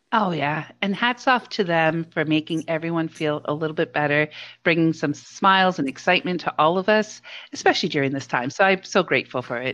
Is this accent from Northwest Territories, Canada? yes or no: no; Hamilton, Ontario, Canada; I grew up in the Hammer and one of the places we'd go as um, an elementary school for a class trip was to Dundurn Castle